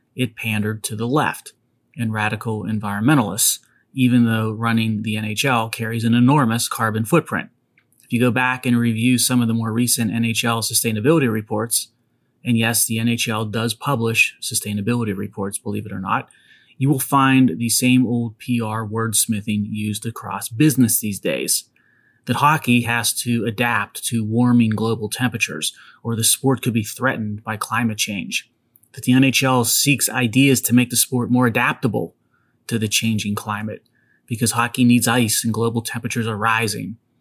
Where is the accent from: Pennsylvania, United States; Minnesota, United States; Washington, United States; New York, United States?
Pennsylvania, United States; Pennsylvania, my home state